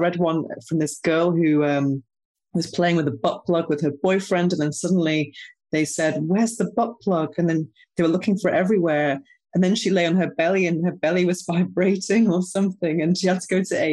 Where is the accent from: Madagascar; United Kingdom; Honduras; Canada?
United Kingdom; now in Spain; I'm actually British